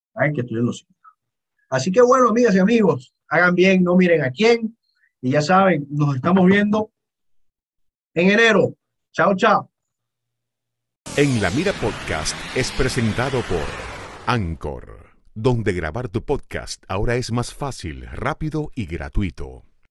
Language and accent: Spanish; Venezuela; soy más venezolano que la arepa